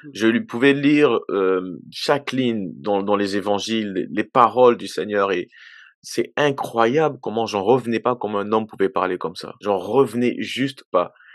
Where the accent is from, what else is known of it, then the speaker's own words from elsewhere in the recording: DR Congo; now in Quebec, Canada; je suis originaire de la République démocratique du Congo. Euh, Aujourd'hui, je vis au Canada depuis 22 euh, ans déjà